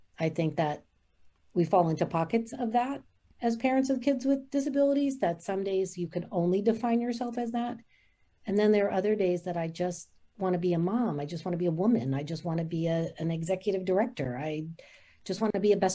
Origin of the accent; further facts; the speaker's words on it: New Jersey, United States; now in Raleigh, United States; I'm originally from New Jersey. I moved to North Carolina in 1991